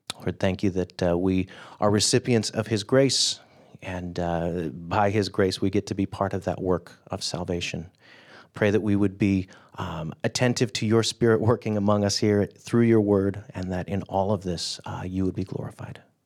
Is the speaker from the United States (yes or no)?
yes; California, United States; I grew up in California